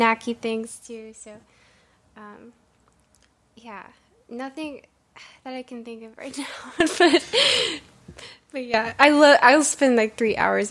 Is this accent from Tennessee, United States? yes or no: yes; Middle Tennessee, United States; I'm from Middle Tennessee, is where my parents are from